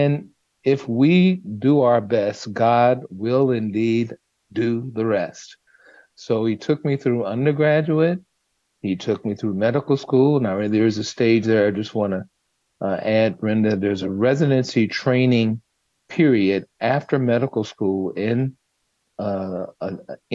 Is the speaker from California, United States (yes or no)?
yes; Los Angeles, California, United States; I was raised in South Central Los Angeles